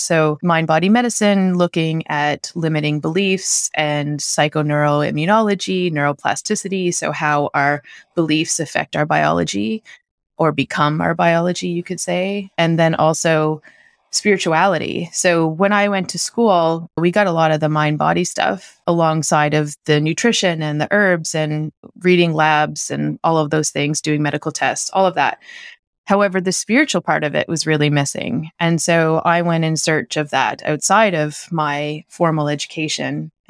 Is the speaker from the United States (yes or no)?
no; Canada; moved away as an adult; I moved from Canada, right? So it wasn't like I just hopped over from Florida. Like, this was a big shift. So we left winter, essentially.